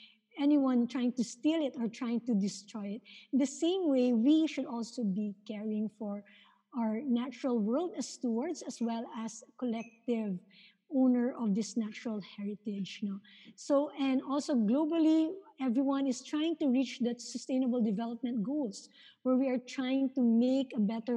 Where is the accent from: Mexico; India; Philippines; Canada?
Philippines; as Filipino people